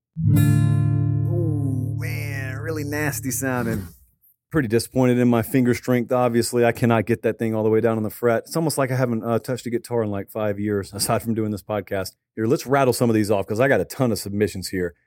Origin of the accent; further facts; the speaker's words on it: the South, United States; growing up in the South